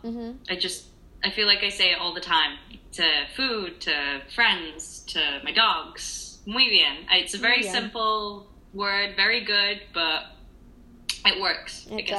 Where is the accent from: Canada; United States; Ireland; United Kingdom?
United Kingdom; I'm not Australian, I am British.